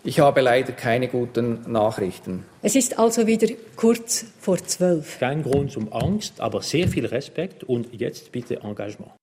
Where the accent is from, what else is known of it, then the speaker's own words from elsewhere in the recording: Switzerland; Bei uns in der Schweiz